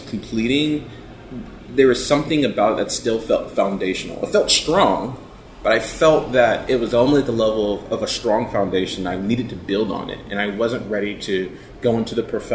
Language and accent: English; Hampton, Virginia, United States; now in Raleigh, United States; it was great growing up in Hampton